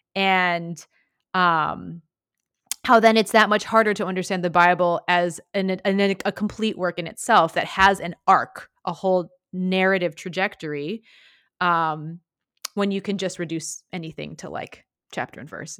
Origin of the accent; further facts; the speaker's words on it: Midwest, United States; I grew up in the Midwest in the late nineties